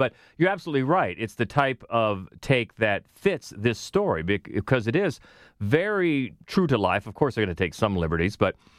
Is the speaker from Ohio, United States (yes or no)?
yes; Cambridge, Ohio, United States; now in Columbus, United States; I grew up in Cambridge, Ohio